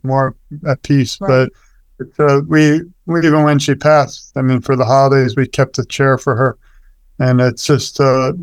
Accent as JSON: {"language": "English", "region": "New York", "country": "United States", "said": "we're from New York"}